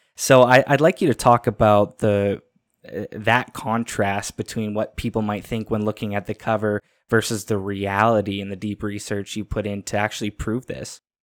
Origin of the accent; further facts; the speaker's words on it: Canada; I'm in Canada, I'm a Canadian